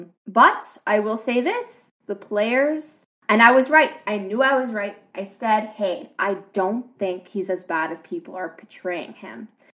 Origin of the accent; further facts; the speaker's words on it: Canada; And I'm Canadian.